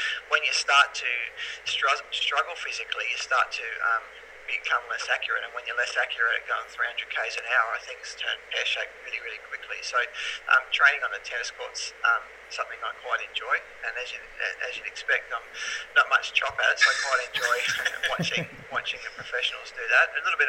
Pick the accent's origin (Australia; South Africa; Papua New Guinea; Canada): Australia; Mildura, Victoria; now in Melbourne, Australia; The only time I ever played that was in the early 2000s when I moved to Melbourne from Mildura.